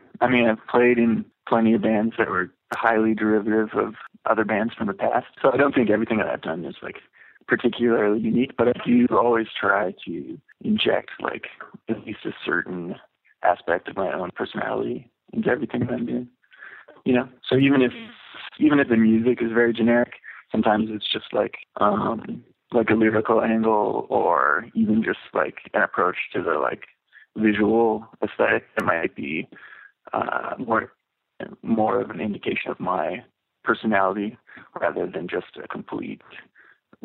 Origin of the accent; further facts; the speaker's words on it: Vancouver, British Columbia, Canada; Yeah, that is definitely the case from growing up in Vancouver, because it was always like a really small scene.